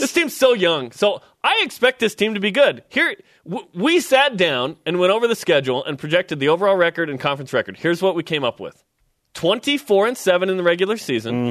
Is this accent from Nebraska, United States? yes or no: no; Portland, Oregon, United States; I grew up in Rip City